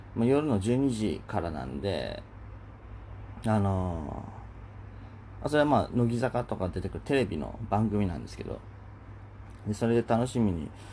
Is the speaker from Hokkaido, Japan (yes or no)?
no; Kyushu, Oita, Japan; moved away; 僕九州出身で、まあ大分ですけど